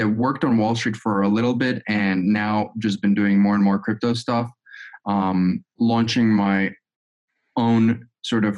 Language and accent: English; Azerbaijan; moved away as an adult; also born or lived in United States; I'm originally from Azerbaijan